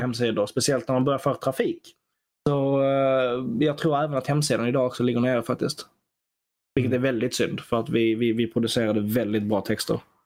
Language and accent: Swedish; Sweden; som svensk